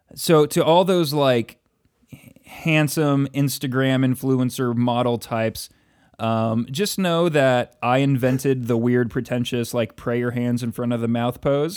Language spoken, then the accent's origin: English; United States; we as young American men of a certain background